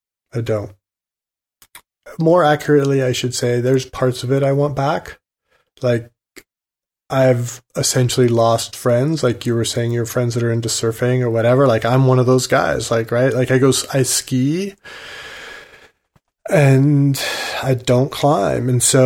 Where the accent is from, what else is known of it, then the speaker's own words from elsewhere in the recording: Oregon, United States; the Oregon Trail went through the town I grew up in Oregon.